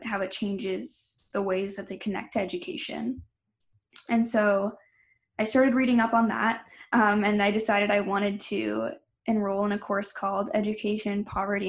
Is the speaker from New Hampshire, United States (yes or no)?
yes; Milford, New Hampshire, United States; I'm from Milford, New Hampshire. We had a lot of students in my high school